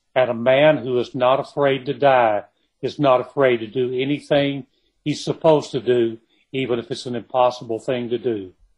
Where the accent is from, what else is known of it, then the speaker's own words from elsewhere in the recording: Kilgore, Texas, United States; I was born and raised in Kilgore, in East Texas